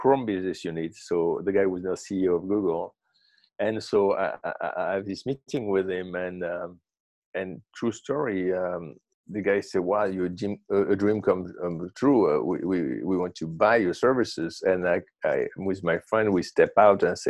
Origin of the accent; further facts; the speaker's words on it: Marseille, Provence-Alpes-Côte d'Azur, France; now in Brooklyn, United States; I grew up in Marseille.